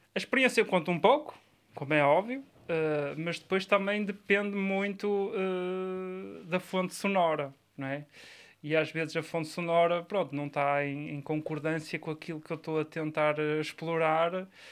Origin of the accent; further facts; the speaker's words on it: Areias, Norte, Portugal; o meu pai inscreveu-me num clube da minha terra, que era o Arca